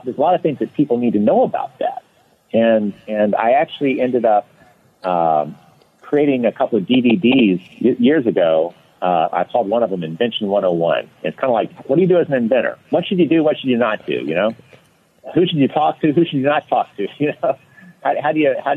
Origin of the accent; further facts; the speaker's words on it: Louisiana, United States; now in Florida, United States; I grew up in Louisiana, just normal, you know, normal childhood